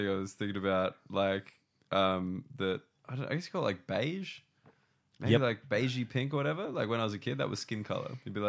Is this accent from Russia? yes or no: no; Concord, New South Wales, Australia; I grew up in Concord, correct.